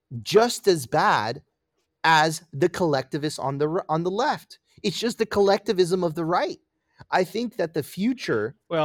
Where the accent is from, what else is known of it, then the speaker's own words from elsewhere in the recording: Miami, Florida, United States; Listen, I grew up in Miami, bro. Miami is one of the, like, it is like, there's a huge gay community there.